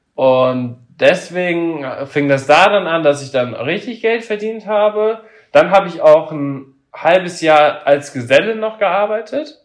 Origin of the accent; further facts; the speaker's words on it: Papenburg, Lower Saxony, Germany; ich komme mal ursprünglich aus Papenburg. Und da war das so, dass wir da auch in so einer Siedlung gewohnt haben